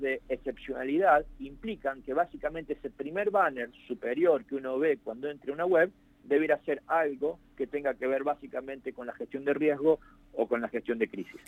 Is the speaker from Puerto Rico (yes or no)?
no; Hernando, Córdoba, Argentina; yo soy oriundo de Hernando